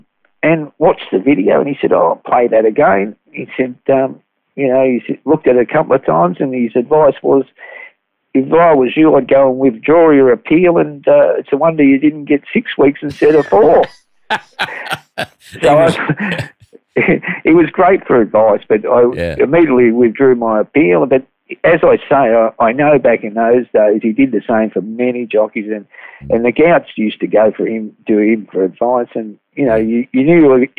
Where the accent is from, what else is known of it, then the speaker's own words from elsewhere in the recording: Sydney, New South Wales, Australia; as we came from Sydney as a family.